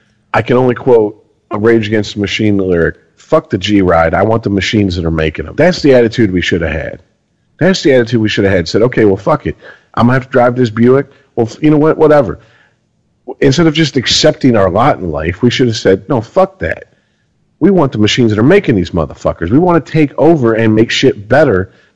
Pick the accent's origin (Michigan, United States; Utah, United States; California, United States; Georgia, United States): Michigan, United States; Garden City; born there; Well, I was born in Garden City, Michigan.